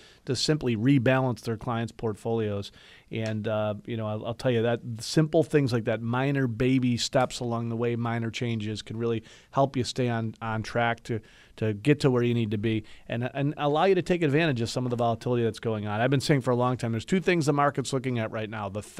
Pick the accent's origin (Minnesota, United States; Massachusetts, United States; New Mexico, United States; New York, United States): New York, United States; Buffalo; I'm from Buffalo, and I'm proud to be from Buffalo